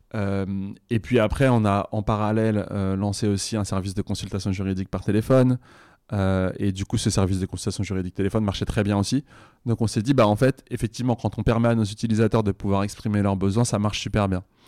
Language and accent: French; Bobigny, Île-de-France, France; moi, j'ai grandi à Bobigny